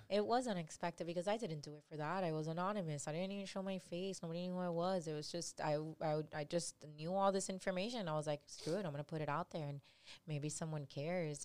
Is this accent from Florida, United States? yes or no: yes; Miami, Florida, United States; I've been born and raised in three oh five, born and raised in Little Havana, hood as hell